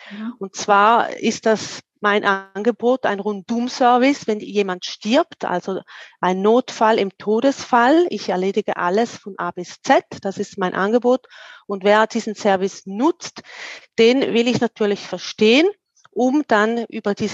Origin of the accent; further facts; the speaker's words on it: Wil, St. Gallen, Switzerland; Ich komme aus der Ostschweiz, aus dem schönen Wiel in St. Gallen.